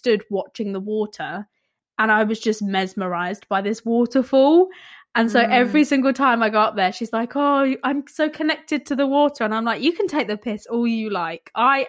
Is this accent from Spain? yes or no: no; London, United Kingdom; born there; also born or lived in village; And it sounds really daft because I was born in East London, but raised kind of village life.